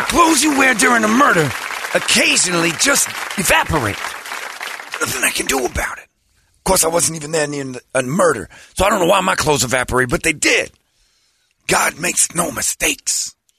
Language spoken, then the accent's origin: English; Indiana, United States; I'm from Indiana